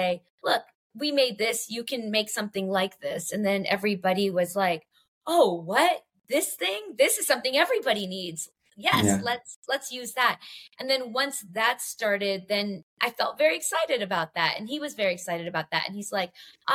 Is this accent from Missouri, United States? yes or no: no; Los Angeles, California, United States; I grew up in Los Angeles